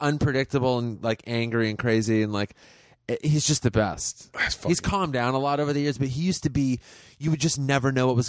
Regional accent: Los Angeles, California, United States; I'm from L.A. I'm one

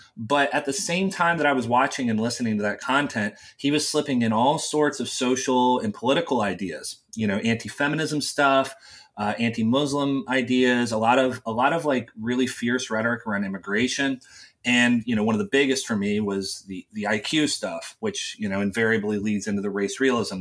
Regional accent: West Virginia, United States; I grew up in a very small town in West Virginia

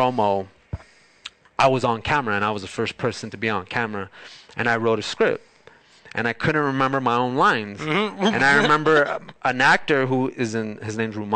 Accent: Bell, California, United States; moved away as an adult; now in Long Beach, United States; Bell's my hometown. I grew up there. I lived there from 1980 to 1999.

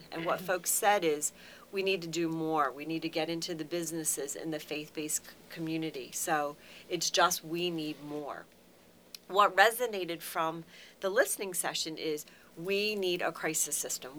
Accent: Carroll County, Maryland, United States; moved away as an adult; now in Harford County, United States; I'm born and raised in Carroll County

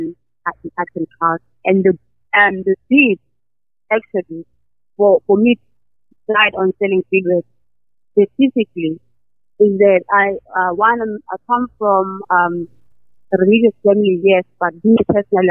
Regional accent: KwaZulu-Natal, South Africa; moved away; I am Zulu, I'm from KwaZulu-Natal

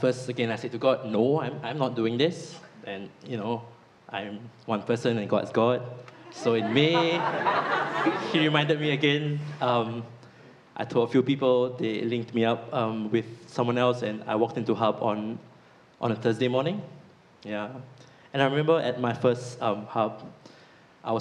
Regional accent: Singapore; now in Nottingham, United Kingdom; I'm from Singapore, and Singapore is a really prosperous country

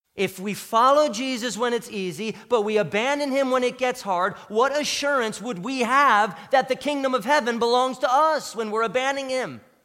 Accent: United States; as American Christians

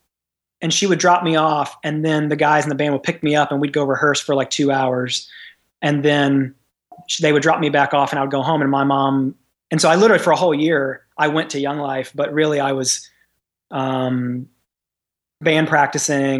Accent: Memphis, Tennessee, United States; I grew up in Memphis, Tennessee, and so in the South

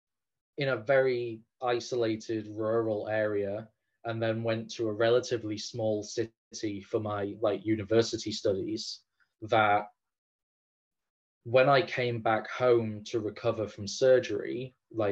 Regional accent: England, United Kingdom; as an Englishman that doesn't speak Irish

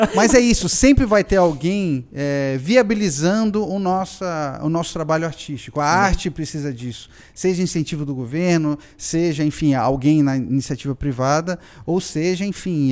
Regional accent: Brazil; eu sou um caricaturista brasileiro

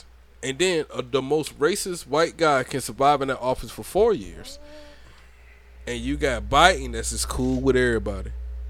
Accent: Brunswick, Georgia, United States; now in Hope Mills, United States; Okay, I'm from Brunswick, Georgia.

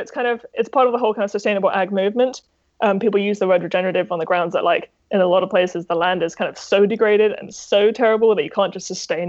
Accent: Texas, United States; And yeah, even though I'm from Texas, I like buckaroo style kind of the best.

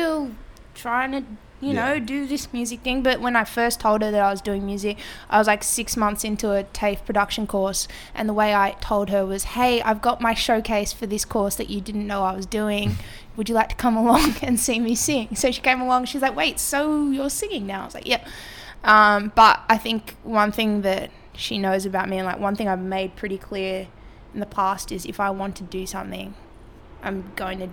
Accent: Sydney, New South Wales, Australia; also born or lived in Marrickville, Sydney; I was first like few years of my life was in Marrickville. And then we moved out to San Suzy when I was sometime in primary school.

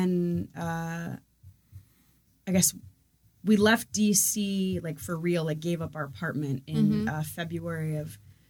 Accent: outside of Philadelphia, Pennsylvania, United States; moved away as an adult; also born or lived in Washington, District of Columbia, United States; now in Columbus, United States; I grew up outside of Philly.

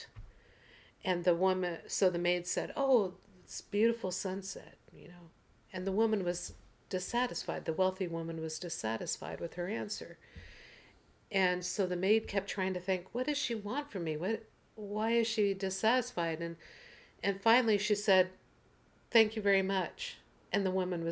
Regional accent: Portland, United States; moved away; Portland, which is my birth town and hometown in my mind.

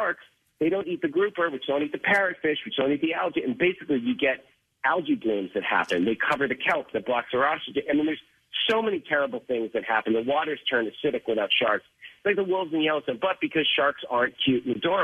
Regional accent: Boston, Massachusetts, United States; born or raised there

